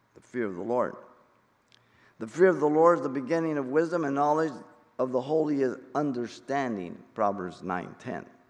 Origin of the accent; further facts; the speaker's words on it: Mexico City, Mexico; I'm Mexican. I was born in Mexico City.